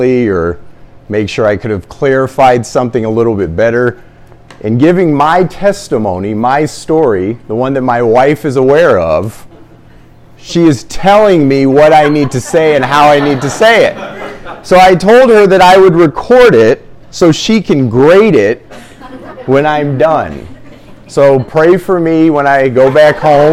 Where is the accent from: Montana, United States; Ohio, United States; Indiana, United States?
Indiana, United States; Fort Wayne; born in Indianapolis, raised in Fort Wayne, Indiana